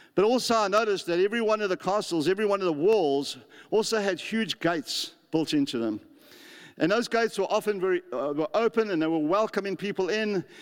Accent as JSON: {"language": "English", "country": "South Africa", "moved": "as an adult", "lives_now": "New Zealand", "said": "I come from South Africa"}